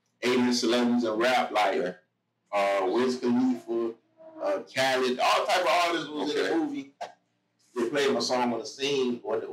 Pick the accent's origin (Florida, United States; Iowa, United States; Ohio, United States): Florida, United States; Miami area; born or raised there; also born or lived in Boston, Massachusetts